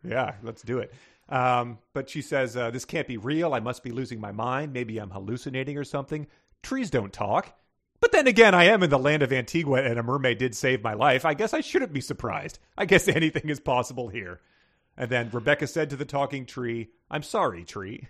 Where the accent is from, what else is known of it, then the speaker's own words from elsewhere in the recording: Northern Virginia, United States; I'm from Northern Virginia